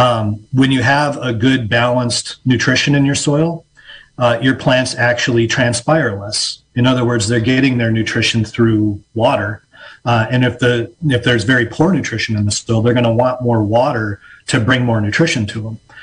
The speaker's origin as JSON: {"language": "English", "region": "Illinois", "country": "United States", "moved": "as an adult", "lives_now": "Mendocino County, United States", "said": "I am from Illinois originally and uh, made my way out west like so many other people"}